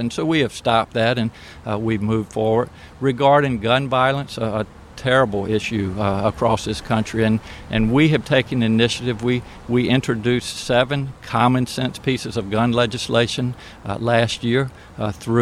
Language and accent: English; Eastern Shore of Virginia, United States; also born or lived in Norfolk, Virginia; I'm from the Eastern Shore of Virginia